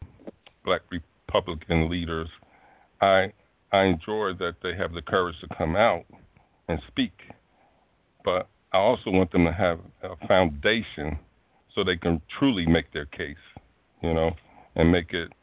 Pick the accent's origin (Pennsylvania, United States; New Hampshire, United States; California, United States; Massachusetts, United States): Pennsylvania, United States; Philadelphia; I was born and raised in Philadelphia